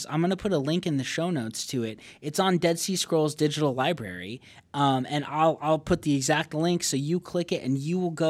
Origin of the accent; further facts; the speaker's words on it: Payson, Arizona, United States; born there; I was born in Payson, Arizona.